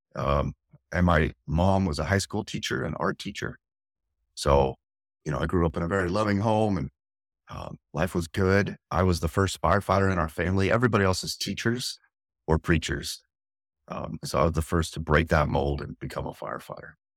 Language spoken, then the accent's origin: English; Santa Clarita, California, United States; moved away as an adult; now in San Diego, United States; Santa Clarita by Magic Mountain, north of L A, about a about an hour north of downtown city, I lived in L A County